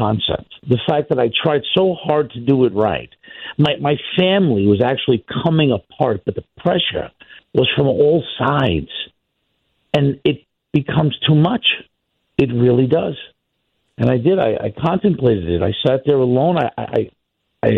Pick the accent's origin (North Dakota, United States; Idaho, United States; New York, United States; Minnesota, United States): New York, United States; New York City; I grew up in Brooklyn